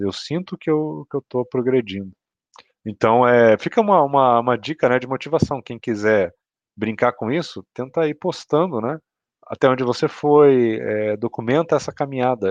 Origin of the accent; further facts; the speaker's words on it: Curitiba, Paraná, Brazil; Eu e o Cauê somos de Curitiba.